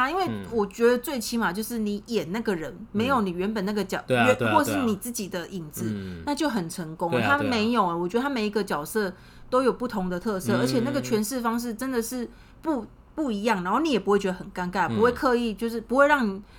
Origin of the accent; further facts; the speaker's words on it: Taiwan; 我是台湾人